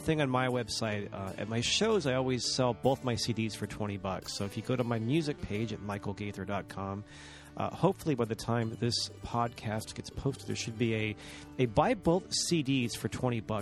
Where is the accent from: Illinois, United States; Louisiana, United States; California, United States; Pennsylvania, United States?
California, United States; Watsonville; we actually have plumbing in Watsonville now. It's very cool. I think we're ringing in power lines next week, too. But I rag about my hometown